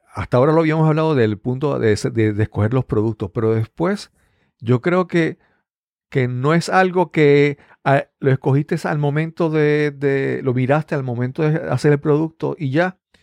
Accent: Puerto Rico; Acá en Puerto Rico

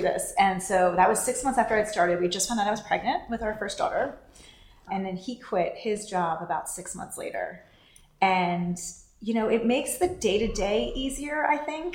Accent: East Coast, United States; moved away as an adult; also born or lived in New York; now in San Francisco, United States; I grew up on the East Coast and lived in New York before we moved out to San Francisco

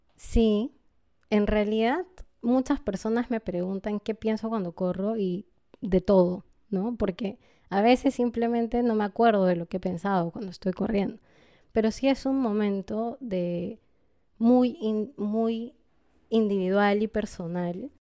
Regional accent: Peru; born or raised there; also born or lived in Lima, Peru / unnamed highland city, Peru

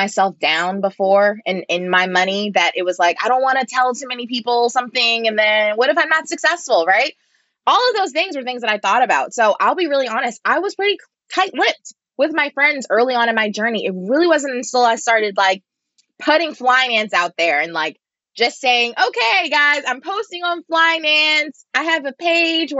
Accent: Baltimore, Maryland, United States; moved away as an adult; also born or lived in New York City; growing up in Baltimore

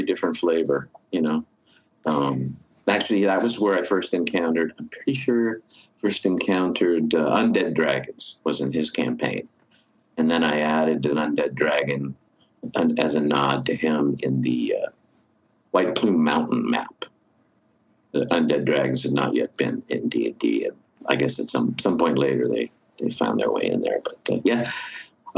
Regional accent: Berkeley, California, United States; I grew up in Berkeley. I went to high school in Berkeley

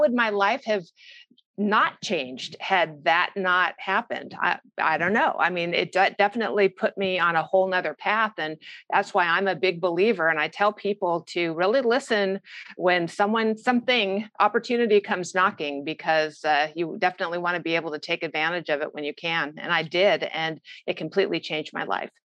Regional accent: Orange County, California, United States; I grew up in Orange County, California

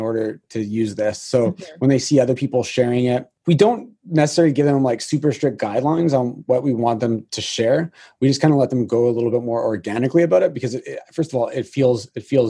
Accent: Canada; being a Canadian

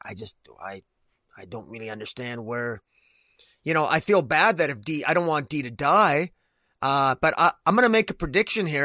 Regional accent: Canada; I'm, I'm Canadian

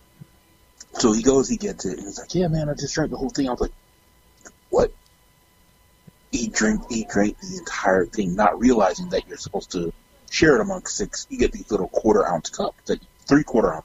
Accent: Miami, Florida, United States; I'm a Black kid that grew up in Miami and I'm Jamaican

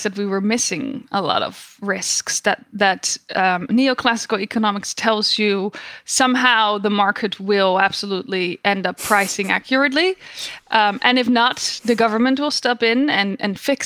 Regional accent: Netherlands; moved away as an adult; now in United States; I was born and raised in the Netherlands.

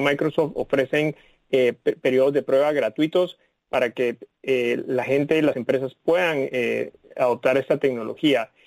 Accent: Guatemala City, Guatemala Department, Guatemala; moved away as an adult; now in Washington, United States; yo nací en, la, en, Ciudad de Guatemala, en Centroamérica, y tuve la oportunidad de estudiar, crecer ahí

